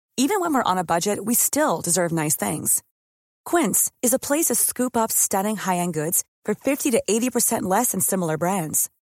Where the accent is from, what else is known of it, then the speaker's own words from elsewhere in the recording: Northern Germany, Germany; accent: North German dialect; mit unserem norddeutschen Dialekt